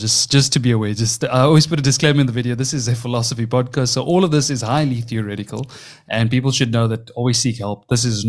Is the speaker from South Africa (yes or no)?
yes; South Africa; accent: South African; my South African accent's obviously playing a role there.